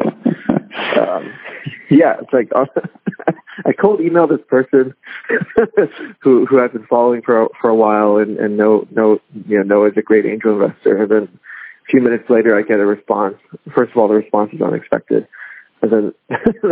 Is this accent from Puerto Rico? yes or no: no; Hong Kong; moved away; my neighbor in Hong Kong when I was growing up in Hong Kong